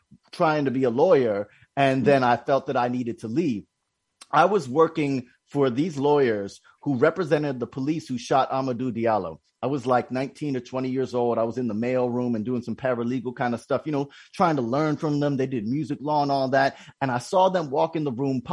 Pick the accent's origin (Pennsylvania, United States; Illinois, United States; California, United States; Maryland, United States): Pennsylvania, United States; Philadelphia; I was born in Philly